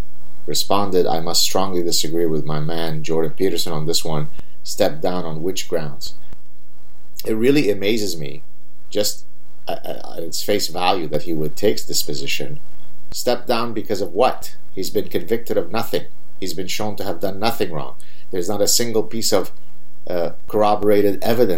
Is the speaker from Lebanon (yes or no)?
yes; Lebanon; I'm from Lebanon and I'm Jewish